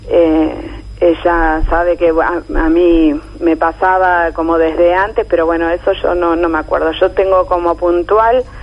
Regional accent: Monte Grande, Buenos Aires Province, Argentina; De Monte Grande.

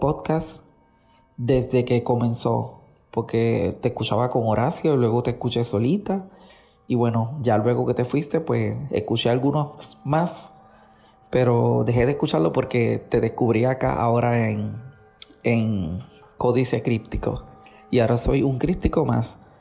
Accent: Puerto Rico; moved away as an adult; now in New Jersey, United States; Soy de Puerto Rico, pero vivo en Estados Unidos hace 11 años, en el estado de Nueva Jersey

